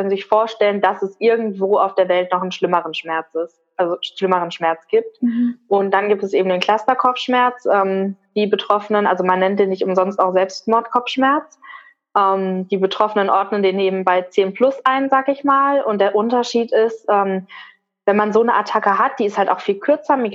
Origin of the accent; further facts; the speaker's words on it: North Rhine-Westphalia, Germany; moved away as an adult; ich bin für die Ausbildung damals alleine hier hochgezogen in den Norden. Ich komme ursprünglich aus dem Ruhrgebiet